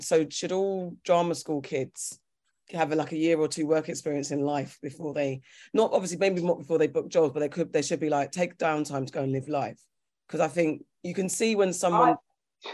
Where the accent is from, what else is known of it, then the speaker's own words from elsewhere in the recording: Ghana; I'm Ghanaian